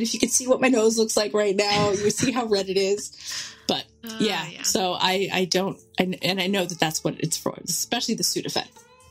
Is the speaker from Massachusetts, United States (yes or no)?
no; New York, United States; we're from New York. We don't see bears. We're from suburbia.